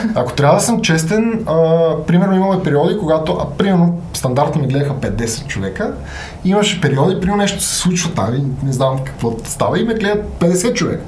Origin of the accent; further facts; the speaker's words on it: Sofia, Sofia City, Bulgaria; на 32 години съм от София